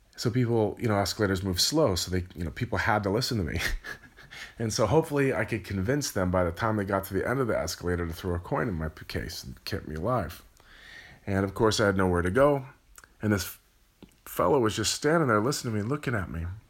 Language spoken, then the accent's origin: English; California, United States; I'm from California.